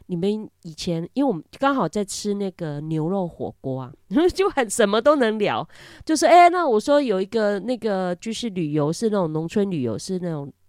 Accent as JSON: {"language": "Chinese", "region": "Kaohsiung", "country": "Taiwan", "tie": "born or raised there", "also_born_or_lived": "northern Taiwan", "said": "因为好像我我从以前住北部，然后现在回到高雄市，我是住市区。那虽然我是乡村的小孩长大的哈，"}